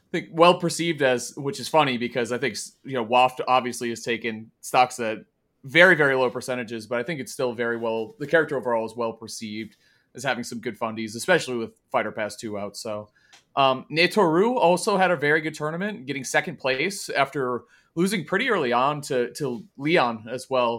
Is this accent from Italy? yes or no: yes; Italy; my home country, Italy, in Bologna